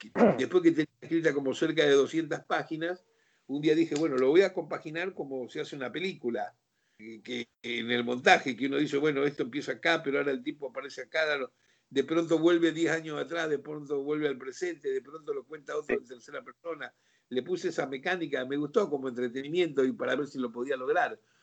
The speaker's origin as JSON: {"language": "Spanish", "town": "Rosario", "region": "Santa Fe", "country": "Argentina", "also_born_or_lived": "Mexico", "moved": "as an adult", "said": "tocamos todos rosarinos"}